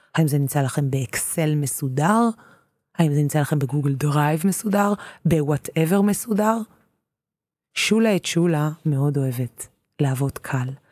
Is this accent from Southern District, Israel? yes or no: no; Tel Aviv, Tel Aviv District, Israel; אני תל אביבית